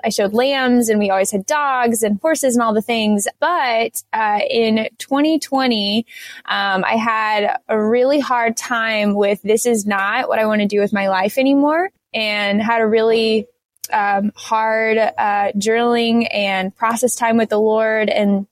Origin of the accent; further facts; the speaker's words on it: outside Fayetteville, Southern North Carolina, United States; I grew up in Southern North Carolina. It's right outside of Fayetteville